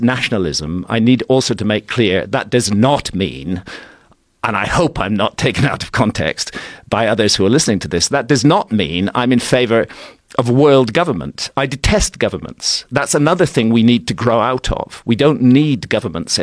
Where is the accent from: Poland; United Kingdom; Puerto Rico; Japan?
United Kingdom; I'm British, but America has become a very central part of my life